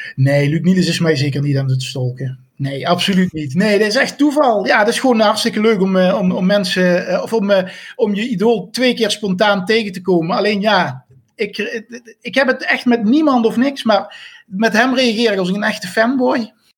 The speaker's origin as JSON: {"language": "Dutch", "area": "near Venlo", "region": "Limburg", "country": "Netherlands", "said": "Ik kom uit de buurt van Venlo"}